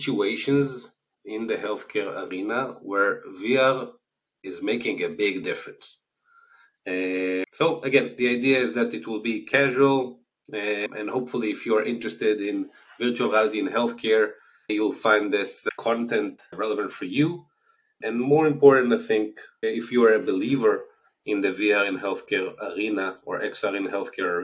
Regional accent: Israel; accent: Israeli; As you can hear from the accent, I'm originally from Israel.

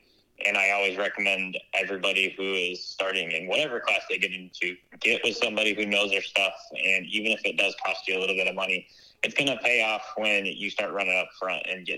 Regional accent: Michigan, United States; also born or lived in Guam; I was born in Guam, which is not something most people can say. So we moved to Michigan when I was pretty young, and I kind of bounced around back and forth

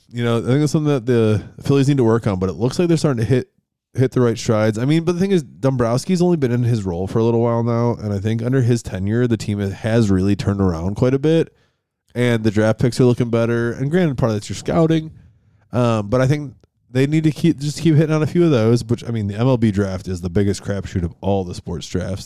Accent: Rochester, New York, United States; moved away; growing up in Ro, uh, in Rochester.

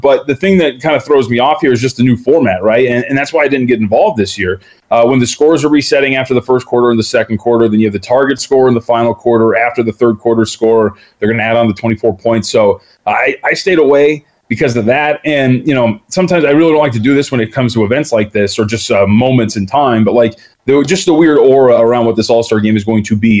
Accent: Las Vegas, Nevada, United States; also born or lived in Santa Ana, California; I, I, grew up out here in Las Vegas. I was born in Santa Ana, but my family's been here since we've been about two.

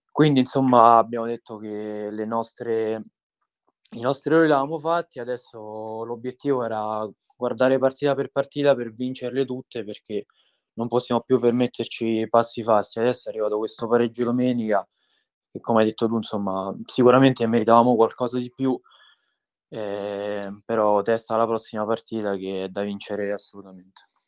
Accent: Tivoli, Lazio, Italy; mi sono trasferito insomma qui da piccolo perché non sono originario di Tivoli

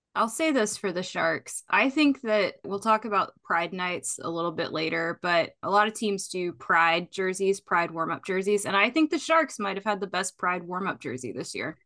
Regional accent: Tennessee, United States; I grew up in Tennessee

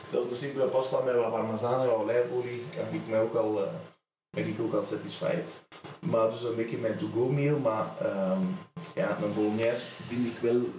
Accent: Asse, Flanders, Belgium; also born or lived in Meise / Laken / Wemmel; Ik kom uit Assen. Ik ben hier niet geboren, maar ik woon hier wel al heel mijn leven. Ik woon nog bij mijn ouders.

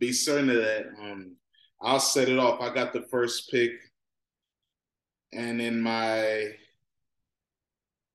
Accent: Virginia, United States; I'm from Virginia.

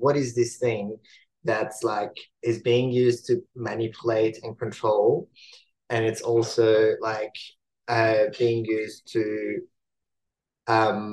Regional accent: Iran; moved away; I was born in Iran.

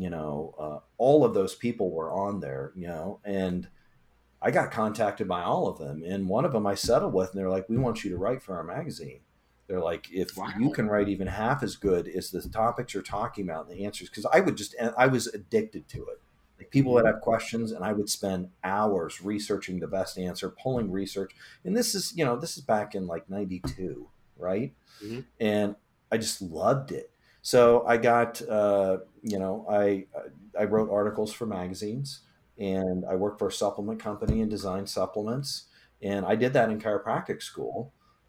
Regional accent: Illinois, United States; I'm from Illinois

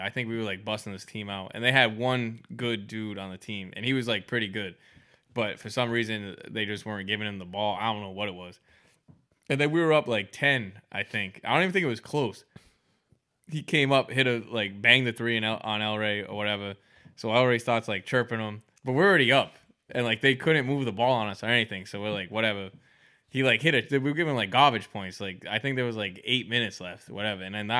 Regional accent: Providence, Rhode Island, United States; He's not my own kind. He's from Detroit. I'm from Providence.

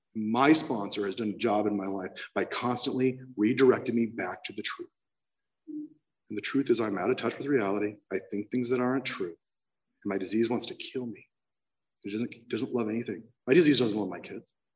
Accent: San Clemente, California, United States; I ended up in rehab in Laguna Beach because I'm from San Clemente

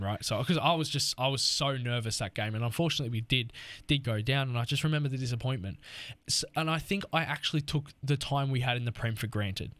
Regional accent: Australia; as an Australian

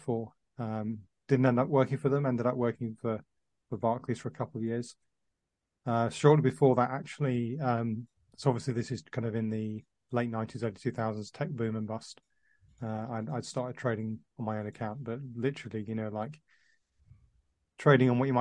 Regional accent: Dubai, United Arab Emirates; moved away; I was working in the Middle East, which is actually where I was brought up in Dubai

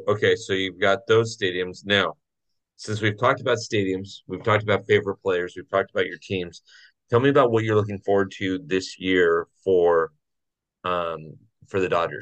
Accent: Orange County, California, United States; I grew up in Orange County

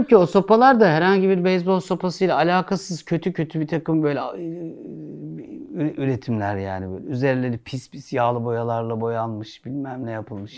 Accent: Turkey; Biz Türküz

